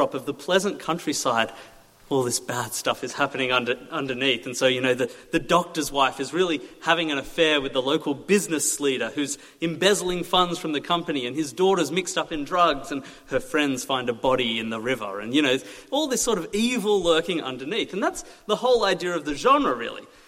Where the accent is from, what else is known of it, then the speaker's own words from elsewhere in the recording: Australia; moved away as an adult; now in Little Shelford, United Kingdom; I'm from Australia. I came here a year ago.